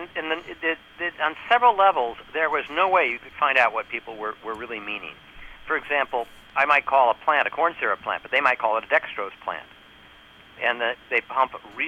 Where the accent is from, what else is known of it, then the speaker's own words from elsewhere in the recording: New York, United States; I'm from New York